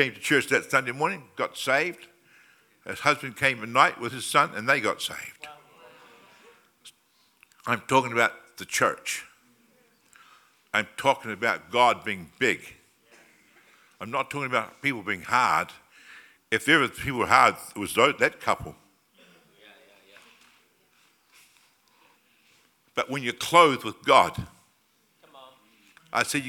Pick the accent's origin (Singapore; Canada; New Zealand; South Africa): New Zealand; now in Australia; I came from New Zealand originally